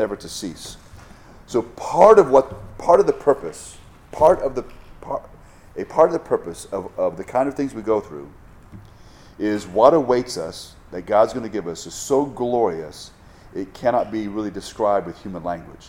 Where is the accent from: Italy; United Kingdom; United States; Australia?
United States; Hawaii; I'm from Hawaii